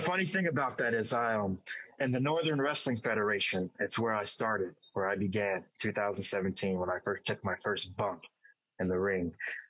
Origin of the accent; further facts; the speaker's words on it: Dubai, United Arab Emirates; now in United States; because my origins is I'm from Dubai. I reside in Dubai. I live wherever I want. Obviously, I'm in the United States right now.